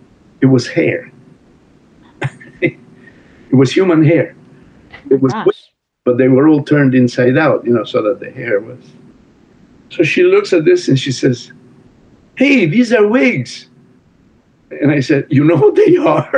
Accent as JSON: {"language": "English", "country": "Italy", "second_language": "English", "moved": "as an adult", "said": "I'm here from Italy where it's hard to make a living."}